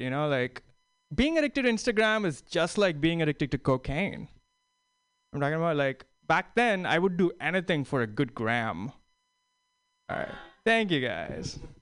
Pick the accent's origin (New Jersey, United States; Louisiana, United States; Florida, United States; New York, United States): New York, United States; New York City; I'm from New York City